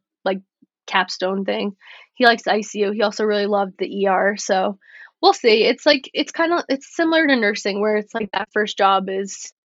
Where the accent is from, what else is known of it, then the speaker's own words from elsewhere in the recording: New York, United States; also born or lived in Florida; I couldn't go home on the weekends because I was from New York